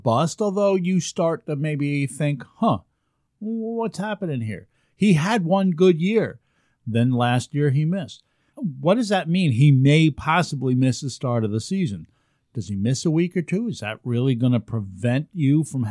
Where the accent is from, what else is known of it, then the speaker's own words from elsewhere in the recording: the Catskills, New York, United States; growing up in the Catskills